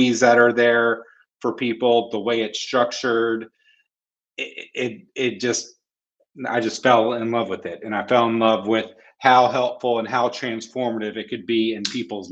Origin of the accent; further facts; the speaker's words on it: North Carolina, United States; I was born in North Carolina, born and raised, so I'm a Tar Heel fan